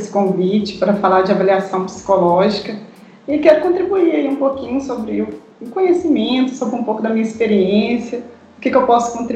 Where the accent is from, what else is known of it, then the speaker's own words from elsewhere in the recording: Minas Gerais, Brazil; Certo, eu sou mineira, sim.